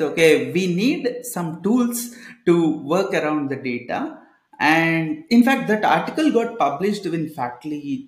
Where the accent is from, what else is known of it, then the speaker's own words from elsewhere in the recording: Kodad, Telangana, India; moved away as an adult; also born or lived in Bangalore; Back then, I used to stay at Kodada, uh, uh my hometown itself.